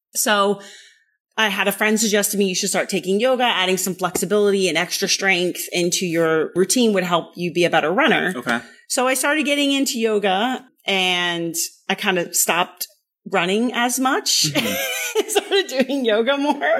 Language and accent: English; the Bay Area, California, United States; also born or lived in Berlin, Germany; My father got stationed here in the mid 80s. So I was still little